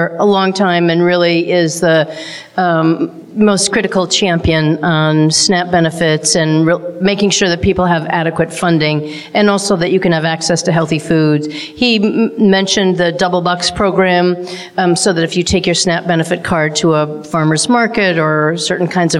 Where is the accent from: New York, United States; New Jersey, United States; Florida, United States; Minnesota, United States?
Minnesota, United States; now in Maine, United States; I'm from Minnesota